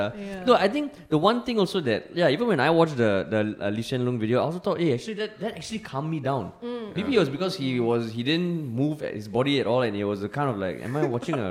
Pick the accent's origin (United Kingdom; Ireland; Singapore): Singapore; We are Singaporean men who serve the nation.